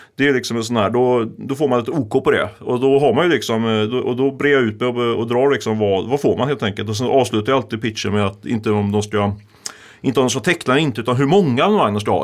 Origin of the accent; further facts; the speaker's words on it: Ljungskile, Västra Götaland, Sweden; moved away; Där jag kommer från, Ljungskile